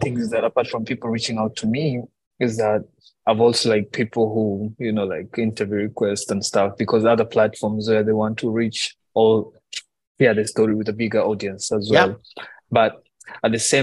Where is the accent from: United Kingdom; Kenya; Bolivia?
Kenya; Nairobi; moved away as an adult; also born or lived in Ethiopia; now in United States; As an African, as a kid growing up in Kenya